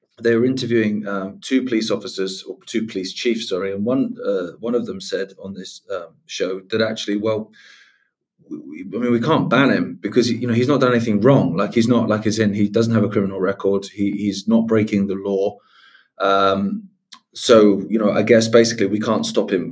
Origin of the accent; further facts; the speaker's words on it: England, United Kingdom; I'm English.